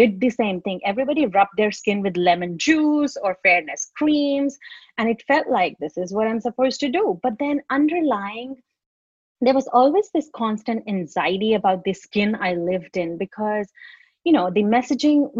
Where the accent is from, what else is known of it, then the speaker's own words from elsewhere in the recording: India; now in Australia; when I was growing up in India